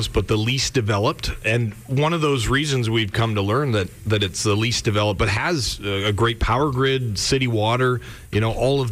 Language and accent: English; Canada; we're Canadian.